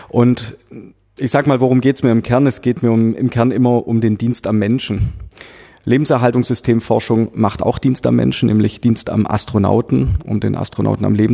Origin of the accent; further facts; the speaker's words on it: Böblingen, Baden-Württemberg, Germany; hier im Rathaus, wo wir uns befinden, in meiner Heimatstadt Böblingen